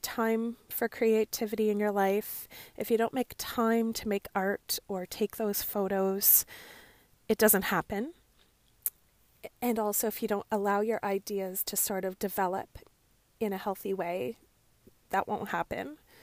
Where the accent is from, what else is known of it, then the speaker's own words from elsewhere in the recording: Canada; Growing up as a Canadian girl, I often listened to the C B C